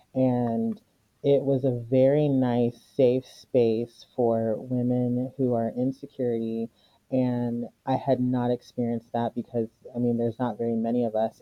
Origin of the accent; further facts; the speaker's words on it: United States; I was born here and I grew up here, so I'm pretty much American